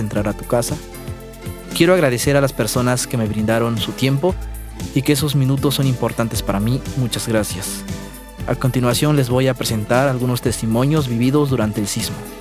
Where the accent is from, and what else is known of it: San Mateo del Mar, Oaxaca, Mexico; first language Ombeayiüts; Spanish is a second language